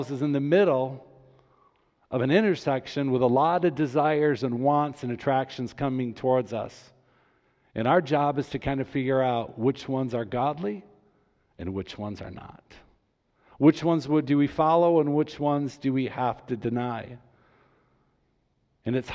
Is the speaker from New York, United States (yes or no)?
no; Grand Rapids, Michigan, United States; I was born and raised in Grand Rapids